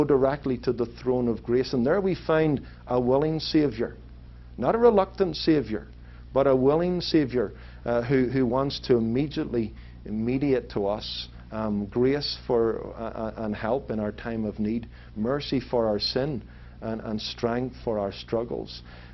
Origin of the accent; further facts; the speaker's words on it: Belfast, Northern Ireland, United Kingdom; now in Anaheim Hills, United States; The country into which I was born in Northern Ireland is actually predominantly Protestant